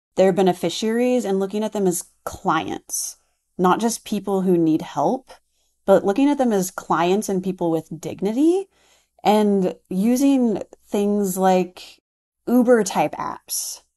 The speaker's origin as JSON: {"language": "English", "region": "Texas", "country": "United States", "said": "I'm from Texas."}